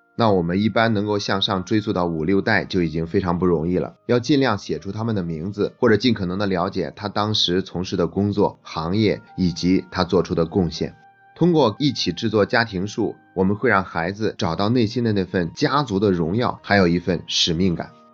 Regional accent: China; 我们中国人所说的家谱、族谱

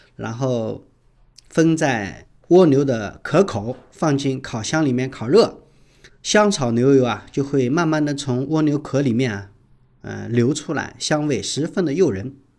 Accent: Shanghai, China

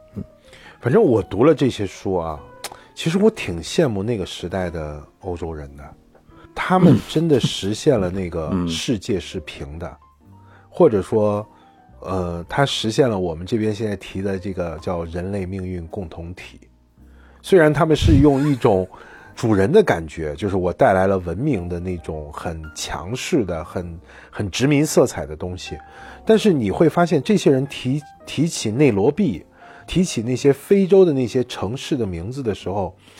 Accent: China; 一方面我们是中国人

